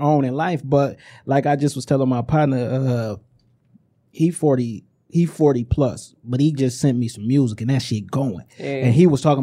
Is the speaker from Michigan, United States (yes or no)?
yes; Inkster, Michigan, United States; I'm from Inkster, but I worked in Ipsy